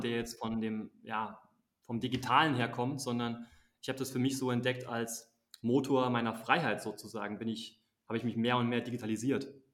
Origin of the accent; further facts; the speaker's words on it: Germany; moved away as an adult; also born or lived in Azerbaijan / Switzerland / United States / South Africa; Bei uns in Deutschland